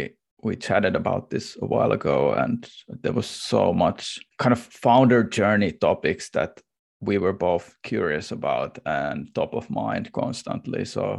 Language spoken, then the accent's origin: English; Warsaw, Masovian Voivodeship, Poland; English is a second language; So there was like a, this kind of like glass, I would say, cutting industry in where I grew up in Varsoy, where the family business was booming until the late 90s when it all crashed with the Soviet market sort of going away.